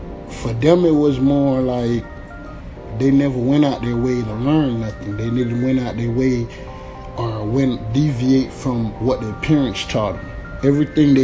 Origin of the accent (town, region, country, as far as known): United States